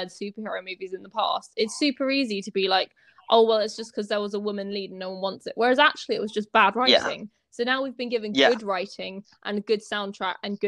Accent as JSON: {"language": "English", "region": "England", "country": "United Kingdom", "said": "we're both English"}